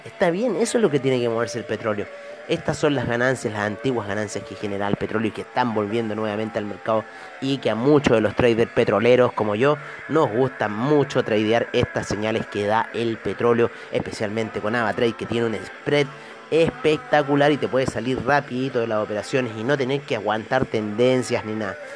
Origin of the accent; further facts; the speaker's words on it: Chile; aquí en mi país